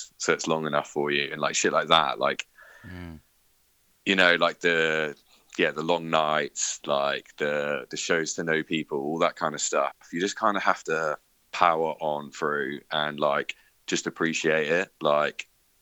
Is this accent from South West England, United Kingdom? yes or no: yes; Bournemouth, South West England, United Kingdom; I'm from Bournemouth, and there's like a nice beach in Bournemouth. I'm very happy with where I live.